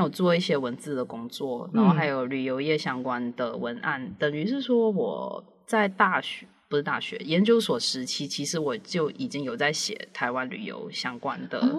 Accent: Malaysia; moved away as an adult; also born or lived in Hualien, Taiwan / Taitung, Taiwan; now in Taiwan; 我来自马来西亚。

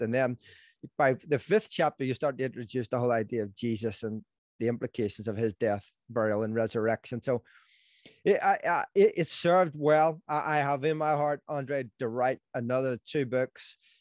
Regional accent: Belfast, Northern Ireland, United Kingdom; I'm from Belfast, if someone hasn't figured that out, and, um, in Northern Ireland

